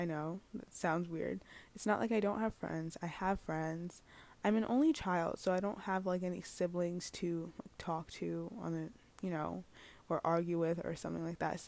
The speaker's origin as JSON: {"language": "English", "town": "New York City", "region": "New York", "country": "United States", "said": "I'm from New York City."}